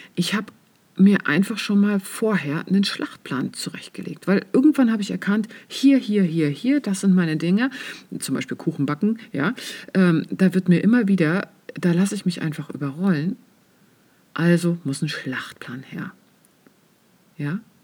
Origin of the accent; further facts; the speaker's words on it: East Germany, Germany; ich bin ja im Osten aufgewachsen